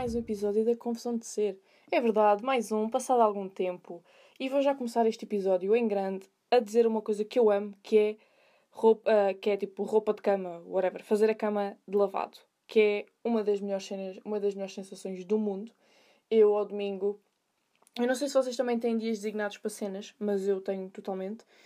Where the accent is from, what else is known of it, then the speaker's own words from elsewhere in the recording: Sintra, Lisbon, Portugal; eu sou de Sintra